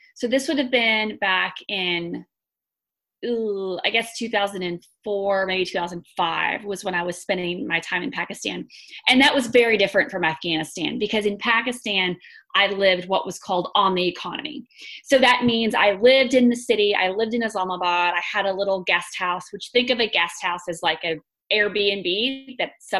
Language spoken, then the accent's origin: English; Texas, United States; also born or lived in North Carolina / Washington, D.C.; I am from Texas originally. I grew up here